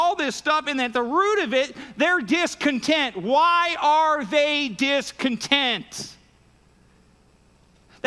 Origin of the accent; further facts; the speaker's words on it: United States; I grew up in Warren County. I've been here basically my whole life outside of some military stuff